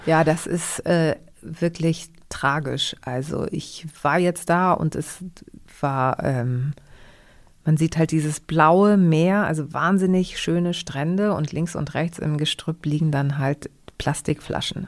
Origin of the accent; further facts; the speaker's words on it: Hamburg, Germany; ich bin ja in Hamburg geboren und ähm, bin auch bei einer deutschen Tagesmutter groß geworden